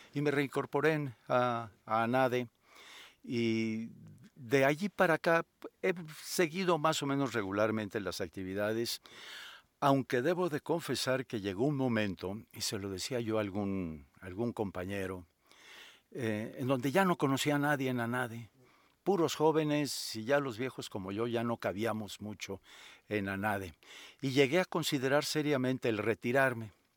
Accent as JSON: {"language": "Spanish", "town": "Guadalajara", "region": "Jalisco", "country": "Mexico", "tie": "born or raised there", "said": "yo soy originario de Guadalajara, allí estudié la carrera de abogado en la Universidad Autónoma de Guadalajara"}